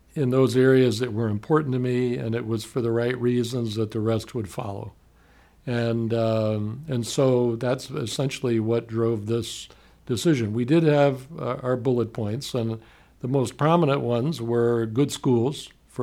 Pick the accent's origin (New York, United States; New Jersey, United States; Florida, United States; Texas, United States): Florida, United States; Miami; now in Gainesville, United States; I grew up in Miami. I was born there